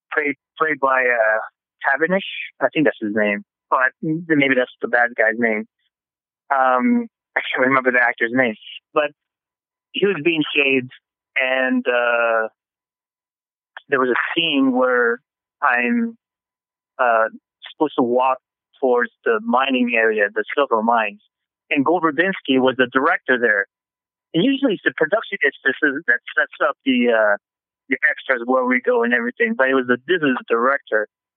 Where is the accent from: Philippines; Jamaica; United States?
Philippines; English is a second language; moved away; I just noticed when I came from the Philippines, because I was born and raised there, I noticed how my accent was so different than everybody else's.